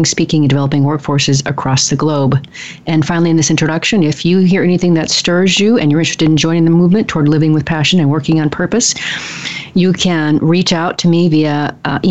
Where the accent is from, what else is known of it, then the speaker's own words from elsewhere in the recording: the Northwest, Pacific Northwest, United States; I'm from the Northwest. We don't have accents over there.